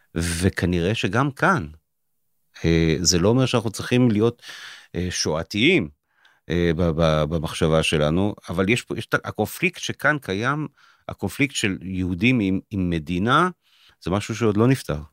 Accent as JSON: {"language": "Hebrew", "country": "Israel", "said": "אני יותר ישראלי, כך הרגשתי כל החיים"}